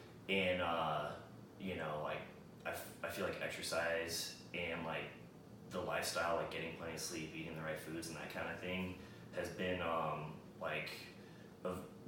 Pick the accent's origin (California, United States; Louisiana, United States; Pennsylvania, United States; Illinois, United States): California, United States; now in Austin, United States; No. Yeah, I'm from California.